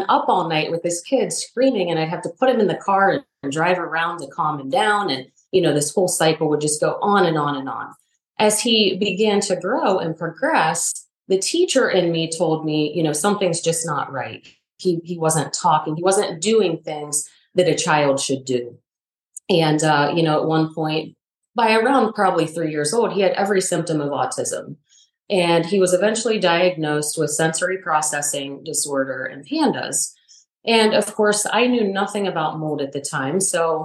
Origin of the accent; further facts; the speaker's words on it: Northeast Ohio, United States; moved away as an adult; also born or lived in Raleigh, North Carolina; I grew up in Northeast Ohio.